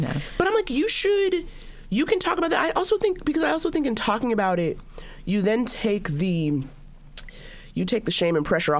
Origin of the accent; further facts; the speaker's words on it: New York, United States; I went to school in the Upper East Side, and I learned very quickly, you know, like, you know, I'm from Harlem, but I'm from original Harlem, not the Red Rooster you think of now.